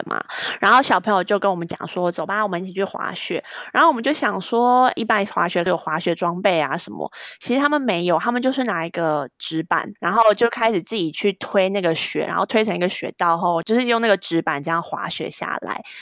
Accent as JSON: {"language": "Chinese", "region": "Taipei", "country": "Taiwan", "first_language": "Chinese", "said": "我是台北人"}